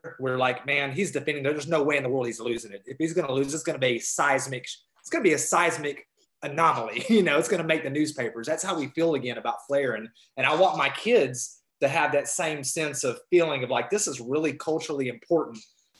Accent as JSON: {"language": "English", "region": "Georgia", "country": "United States", "tie": "born or raised there", "also_born_or_lived": "Fayetteville, North Carolina", "said": "I'm from Georgia originally. I did spend a little bit of time in Fayetteville, North Carolina"}